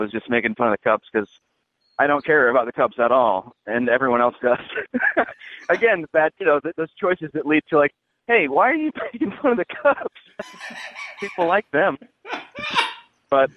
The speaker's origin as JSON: {"language": "English", "town": "Kansas City", "country": "United States", "also_born_or_lived": "Chicago", "moved": "yes", "lives_now": "Los Angeles, United States", "said": "I'm from Kansas City"}